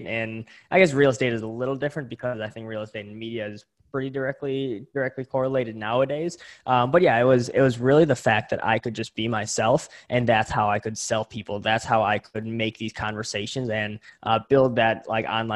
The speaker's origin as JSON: {"language": "English", "town": "Greendale", "region": "Wisconsin", "country": "United States", "tie": "born or raised there", "also_born_or_lived": "Milwaukee, Wisconsin", "said": "I'm originally from Greendale, Wisconsin, currently live in Milwaukee, Wisconsin, super, super close together. So born and raised in Wisconsin in the Midwest here"}